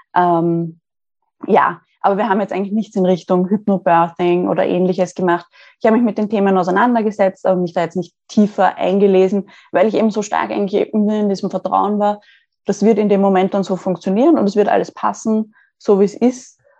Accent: Austria; Ich komme aus Österreich, ähm, in der Nähe, also circa 20 Minuten von Wien und lebe hier in einer Wohnung

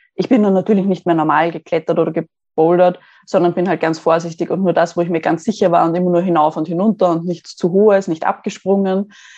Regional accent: Austria; Ich komme aus Österreich, ähm, in der Nähe, also circa 20 Minuten von Wien und lebe hier in einer Wohnung

